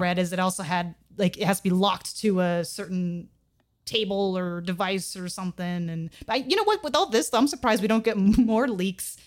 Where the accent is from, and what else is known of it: United States